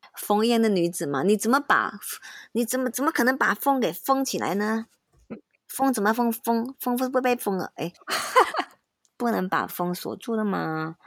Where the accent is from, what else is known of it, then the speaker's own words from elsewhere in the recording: Malaysia; moved away as an adult; also born or lived in Taiwan / Beijing; 我以前在马来西亚，就是我喜欢一个，一句话里面我加中文、英文、马来文或者是潮州或广东话